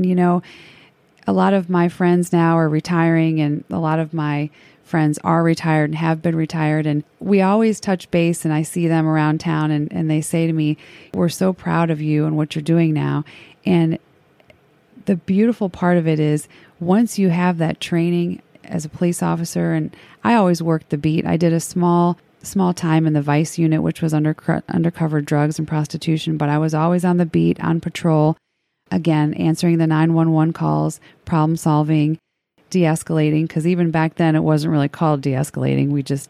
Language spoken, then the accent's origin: English; Crown Point, Indiana, United States; moved away as an adult; also born or lived in Cincinnati, Ohio; now in Harrison, United States; I was born and raised in Northwest Indiana, a little town called Crown Point. My dad was a proud union pipe fitter, local 597, and my mom worked up at our local public school. My dad and mom were very strict Catholics. We were raised Catholic, and I moved down here to Cincinnati